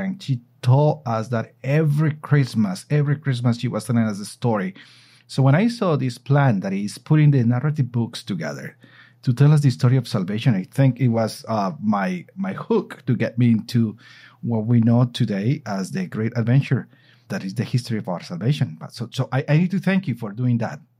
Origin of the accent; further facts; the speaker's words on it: Colombia; I am here in my hometown in Colombia.